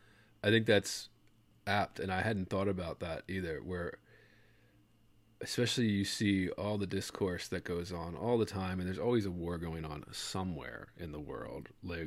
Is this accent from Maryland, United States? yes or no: yes; Baltimore, Maryland, United States; now in Las Vegas, United States; but I grew up in Baltimore, and I moved to Louisiana for grad school, and now I live in Vegas out here in the desert